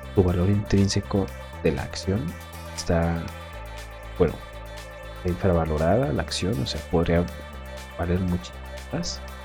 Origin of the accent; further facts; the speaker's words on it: Mexico; Aquí en México